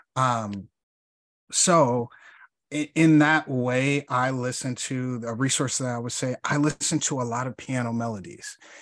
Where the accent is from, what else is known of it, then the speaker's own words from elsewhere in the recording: Chicago, Illinois, United States; I'm from Chicago